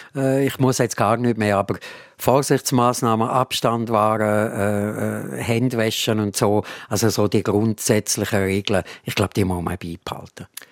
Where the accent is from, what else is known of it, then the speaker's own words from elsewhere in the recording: Switzerland; wir sind alle äh, Schweizer Bürger und, und können hier leben